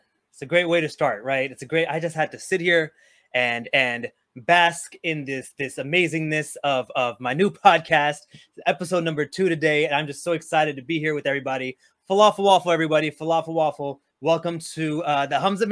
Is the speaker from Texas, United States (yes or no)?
yes; Houston, Texas, United States; I grew up with her in Houston